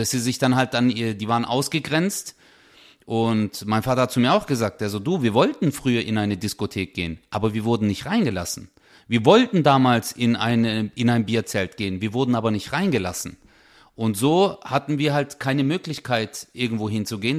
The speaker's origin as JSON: {"language": "German", "town": "Stuttgart", "region": "Baden-Württemberg", "country": "Germany", "tie": "born or raised there", "said": "bin ja hier in Deutschland geboren, aufgewachsen"}